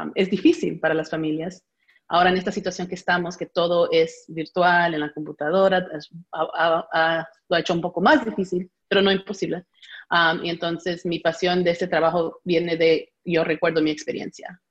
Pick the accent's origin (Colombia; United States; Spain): United States; also born or lived in Peru (ancestry); yo fui la primera nacida acá